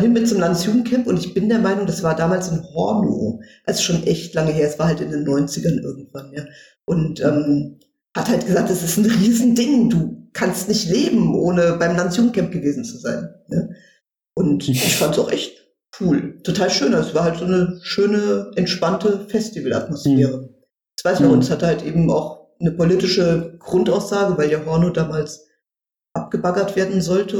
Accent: Wiesbaden, Hesse, Germany; moved away as an adult; also born or lived in Berlin; ich komme ja aus Wiesbaden gebürtig

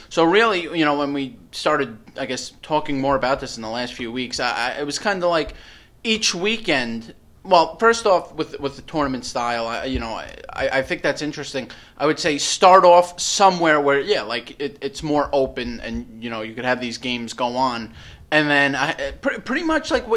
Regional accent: New York, United States; I'm from New York

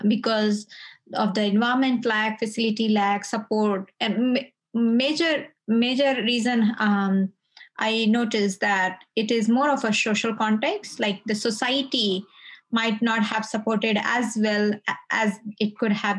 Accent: India; now in Sydney, Australia; I live in Sydney, I recognize and as an Indian

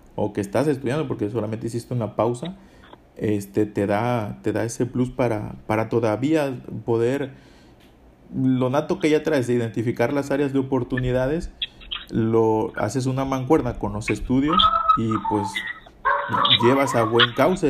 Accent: Coyuca de Benítez, Guerrero, Mexico; also born or lived in El Bejuco; Coyuca de Benítez, que es de donde soy

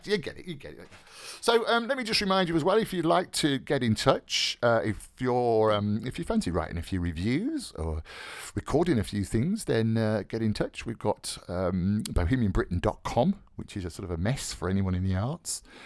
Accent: Birmingham, West Midlands, United Kingdom; being a Brummie myself

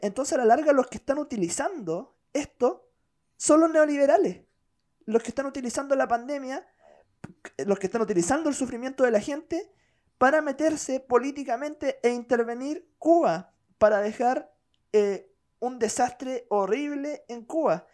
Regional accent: Chile

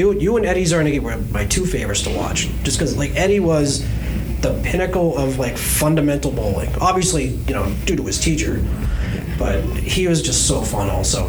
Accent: Framingham, Massachusetts, United States; also born or lived in Brookfield, Massachusetts; I grew up in Framingham. I bowled in Natick my whole life. And then my mother moved out to Brookfield. And then after a while, I moved out there.

